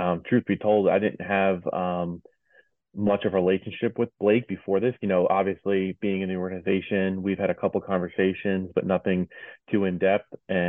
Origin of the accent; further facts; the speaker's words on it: New York, United States; I actually grew up in New York.